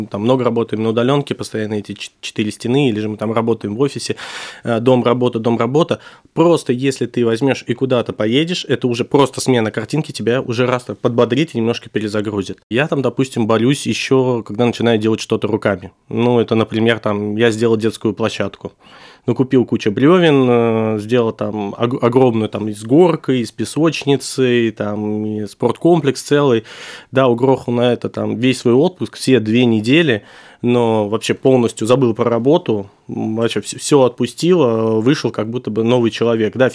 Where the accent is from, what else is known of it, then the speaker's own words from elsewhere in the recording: Tashkent, Uzbekistan; born there; Ну, я родился в Ташкенте и вот готовился уже подавать туда документы.